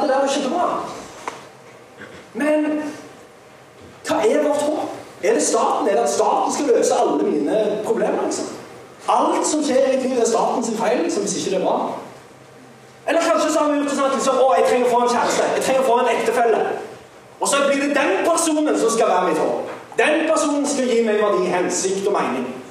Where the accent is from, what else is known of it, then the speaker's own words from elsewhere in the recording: Sandnes, Rogaland, Norway; jeg er fra Sandnes